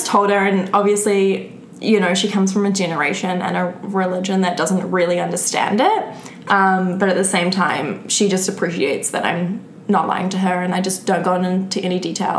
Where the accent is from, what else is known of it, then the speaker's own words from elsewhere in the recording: New Zealand; moved away; New Zealand. And I only started dancing once I left New Zealand.